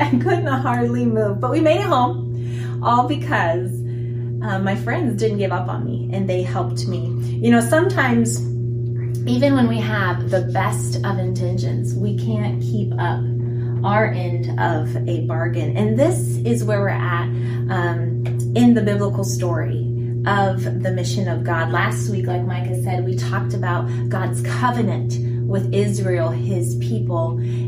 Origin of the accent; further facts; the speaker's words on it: Guinea; I remembered back in my teen years, I lived in Guinea, West Africa. Some of you guys knew that. I grew up in Africa